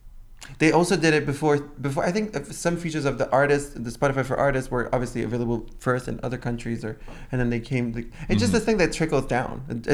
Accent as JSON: {"language": "English", "region": "the South", "country": "United States", "accent": "southern", "said": "I love my southern accent."}